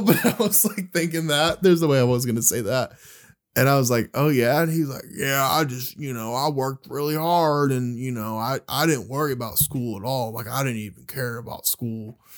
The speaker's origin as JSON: {"language": "English", "town": "Birmingham", "region": "Alabama", "country": "United States", "said": "we're from Birmingham, Alabama"}